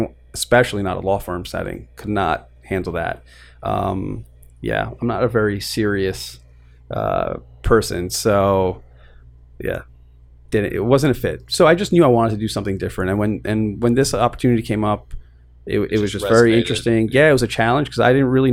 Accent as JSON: {"language": "English", "town": "New York City", "region": "New York", "country": "United States", "tie": "born or raised there", "said": "I was born and raised in Queens"}